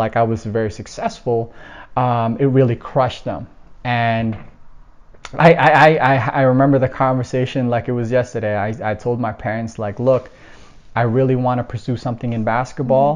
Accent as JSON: {"language": "English", "town": "Toronto", "region": "Ontario", "country": "Canada", "tie": "born or raised there", "also_born_or_lived": "Philippines"}